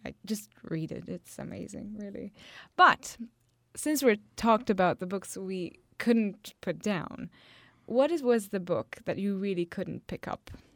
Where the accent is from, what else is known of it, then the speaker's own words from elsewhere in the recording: Italy; I come from Italy